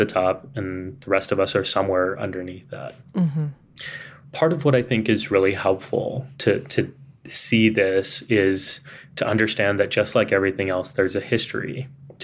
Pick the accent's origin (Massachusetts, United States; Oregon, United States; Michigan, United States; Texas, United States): Texas, United States; San Antonio; accent: Texan; now in New York City, United States; I was growing up in Texas